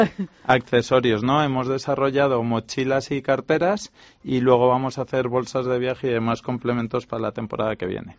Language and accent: Spanish; Spain; somos tres emprendedores españoles